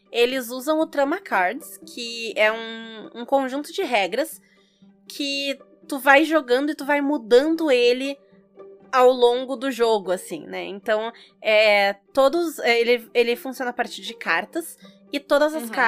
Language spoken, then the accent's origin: Portuguese; South Region, Brazil